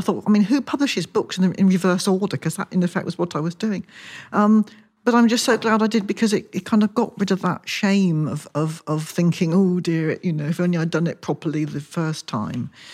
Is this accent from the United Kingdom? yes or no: yes; Wilton, South West England, United Kingdom; moved away as an adult; also born or lived in London; I grew up in Wilson, just outside Salisbury